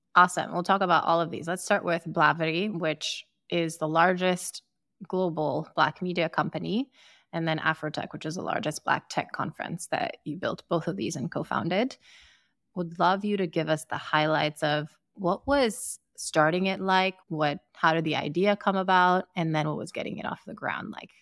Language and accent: English; Sierra Leone; also born or lived in Ukraine; now in United States; growing up in Sierra Leone